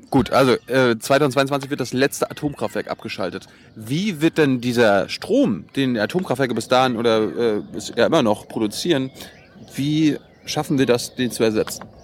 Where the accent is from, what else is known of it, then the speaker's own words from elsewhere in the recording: Mecklenburg-Vorpommern, Germany; ich komme aus Mecklenburg, da stehen allein 50 auf einem Feld.